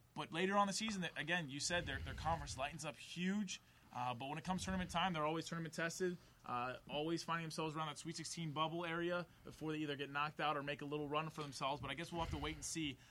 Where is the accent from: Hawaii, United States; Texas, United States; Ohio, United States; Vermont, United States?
Ohio, United States; Columbus; I'm from Columbus